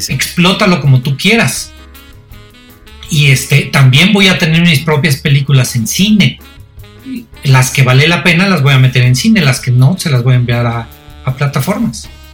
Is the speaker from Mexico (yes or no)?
yes; Mexico; yo soy mexicano